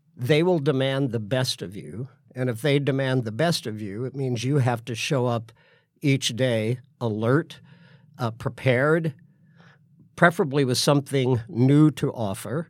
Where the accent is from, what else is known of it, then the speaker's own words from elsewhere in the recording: Sedalia, Missouri, United States; moved away; I was born in Sedalia, Missouri